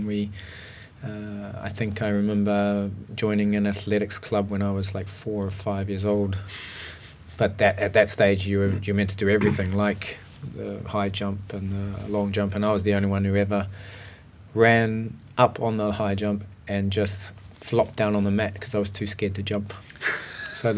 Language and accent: English; Auckland, New Zealand; moved away as an adult; also born or lived in Huntly, New Zealand; I was born in a place called Huntly, which is in the North Island of the New Zealand. And then shifted basically when I was about 4 years old. We moved up to Auckland, which is the biggest town in New Zealand, and there we spent pretty much all of my life until I shifted overseas